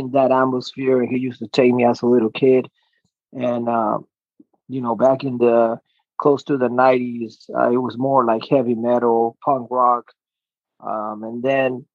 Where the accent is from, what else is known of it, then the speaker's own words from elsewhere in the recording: Chile; now in United States; I was born in South America, Chile